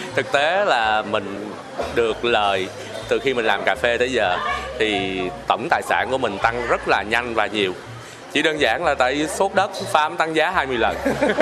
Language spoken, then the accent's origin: Vietnamese; Bảo Lộc, Lâm Đồng, Vietnam; mình là người à, Bảo Lộc